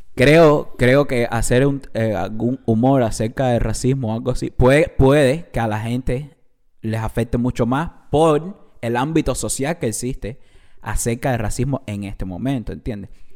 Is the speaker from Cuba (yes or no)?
yes; Cuba; no soy mexicano, soy cubano de Cuba